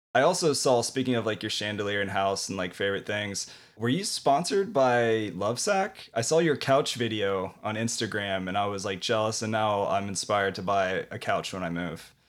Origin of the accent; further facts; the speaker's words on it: Ohio, United States; now in Indianapolis, United States; I grew up in Ohio, and I'm in Indianapolis now